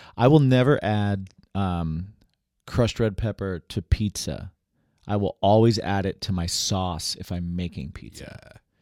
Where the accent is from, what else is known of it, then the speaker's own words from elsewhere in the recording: West Lafayette, Indiana, United States; moved away; also born or lived in New York; I grew up in Indiana, West Lafayette, Indiana